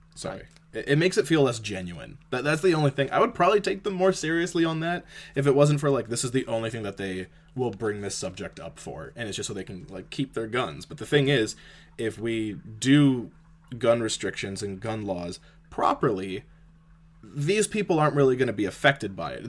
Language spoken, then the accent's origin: English; Canada